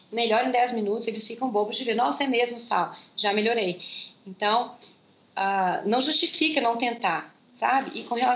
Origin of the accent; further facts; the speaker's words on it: Germany; claro que eu sinto, eu sou alemã